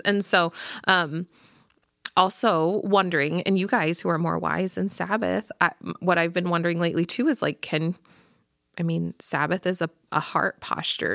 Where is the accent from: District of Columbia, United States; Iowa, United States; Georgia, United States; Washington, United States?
Iowa, United States; Pella; I grew up in Pella